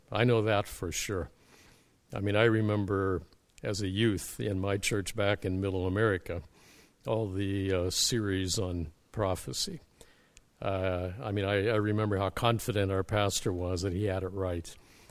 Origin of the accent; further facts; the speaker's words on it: Canada; I'm a Canadian as an ecclesiastical refugee from the evangelical battle of Armageddon.